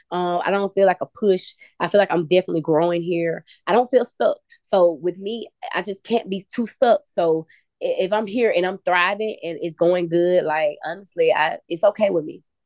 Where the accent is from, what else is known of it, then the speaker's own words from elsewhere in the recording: the South, United States; I could talk, but I'm from the South, so I got to let you talk. I got a lazy tongue.